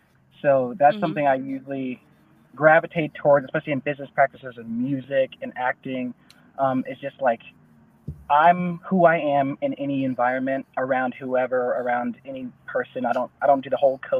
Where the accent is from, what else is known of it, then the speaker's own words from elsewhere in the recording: Denver, Colorado, United States; I'm from Denver, Colorado